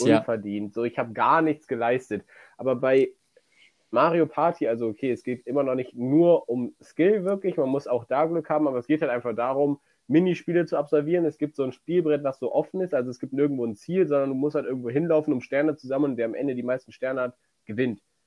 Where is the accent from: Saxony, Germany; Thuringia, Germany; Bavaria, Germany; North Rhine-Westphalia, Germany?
North Rhine-Westphalia, Germany; near Cologne; du kommst aus der Nähe von Köln